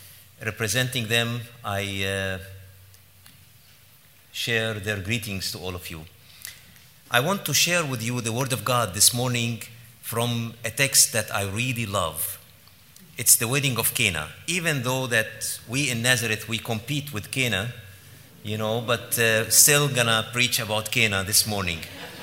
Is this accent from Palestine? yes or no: yes; Jerusalem, Palestine; born there; I was born in Jerusalem in 1967 during the Arab-Israeli War. And I was born exactly during the war.